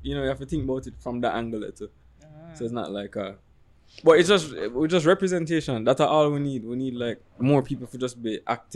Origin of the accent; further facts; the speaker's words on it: Jamaica; we come from Jamaica